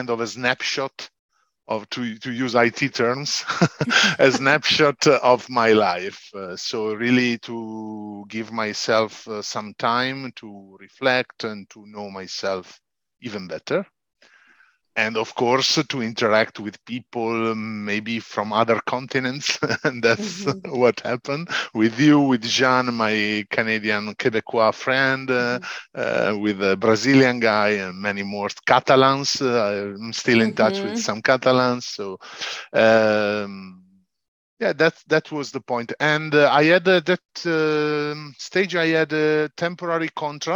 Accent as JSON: {"language": "English", "town": "Casalpusterlengo", "region": "Lombardy", "country": "Italy", "tie": "born or raised there", "also_born_or_lived": "Piacenza, Italy", "second_language": "English", "said": "at 4 years old, we moved to Casal Pusterlengo, so Lombardy, the same region of Milan. So a bit up norther. And here I've been growing a lot"}